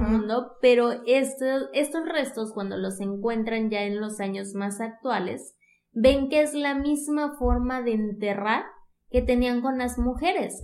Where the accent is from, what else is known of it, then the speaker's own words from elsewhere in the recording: Zamora, Michoacán, Mexico; moved away; Estaba en Zamora, de donde soy originaria